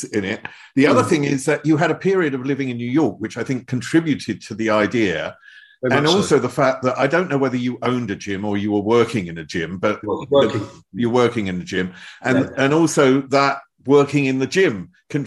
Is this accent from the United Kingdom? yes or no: yes; England, United Kingdom; I'm English